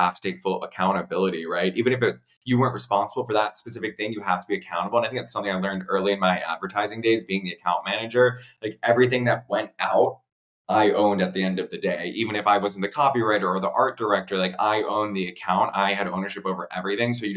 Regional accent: Princeton, New Jersey, United States; I grew up right outside of Princeton

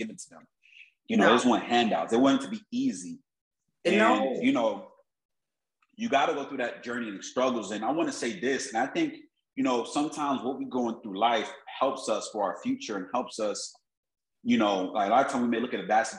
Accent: Miami, Florida, United States; I grew up in Miami, South Florida

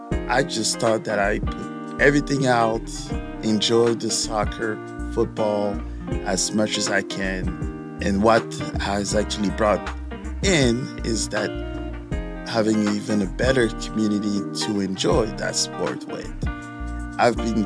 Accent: France; also born or lived in Canada / Senegal; now in St. Louis, United States; As you all know, I'm from France, also lived in Canada, and spent a lot of my youth in Africa, which in Senegal technically.

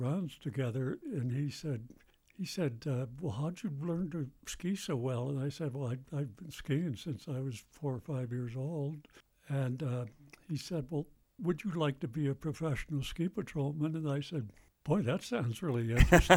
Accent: Allegheny Mountains, western New York, United States; moved away as an adult; also born or lived in Connecticut; now in Jackson, United States; I was raised in western New York in the Allegheny Mountains

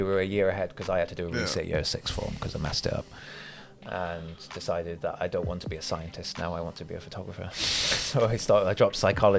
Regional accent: Somerset, South West England, United Kingdom; now in Cardiff, United Kingdom

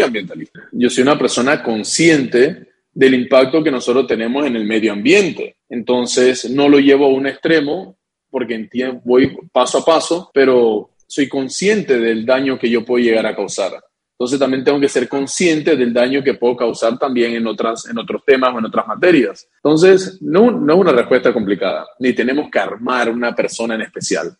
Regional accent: Panama; nuestro sentir como panameños

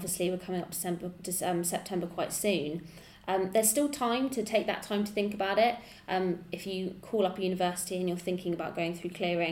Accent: Windsor, South East England, United Kingdom; from Windsor

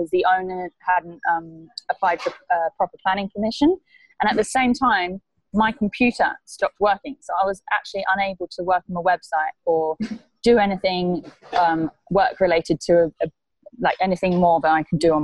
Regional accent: England, United Kingdom; moved away as an adult; also born or lived in Byron Bay, Australia; now in Mexico; originally I'm from England

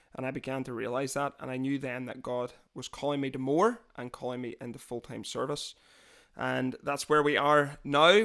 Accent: Londonderry, Northern Ireland, United Kingdom; now in Scotland, United Kingdom; I was born, uh, just outside the city of Londonderry, which is the second biggest city in Northern Ireland

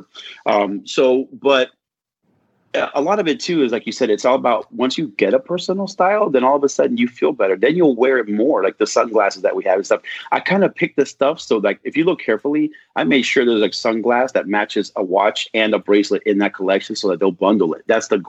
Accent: Southern California, United States; I grew up in Southern California

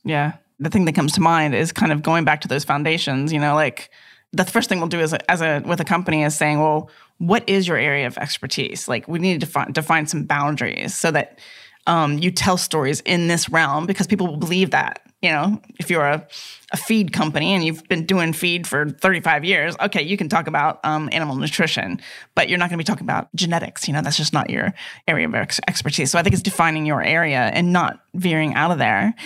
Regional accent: United States; moved away; growing up in America

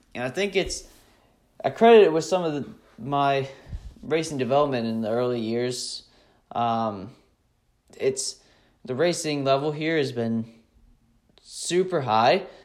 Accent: Mount Airy, Maryland, United States; I'm from Mount Airy, Maryland.

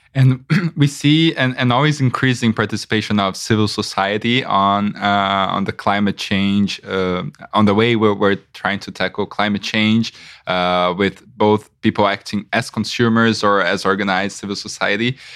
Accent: Brazil; I am from Brazil

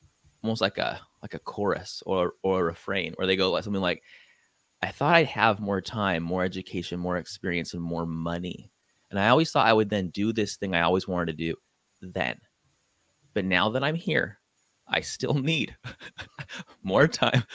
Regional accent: San Diego, California, United States; now in Hawaii, United States; And I'm from San Diego.

